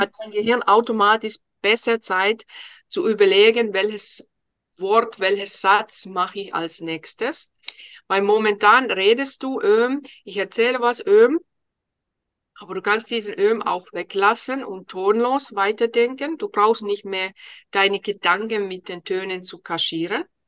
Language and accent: German; Finland; first language Finnish; German is a second language; moved away as an adult; now in Germany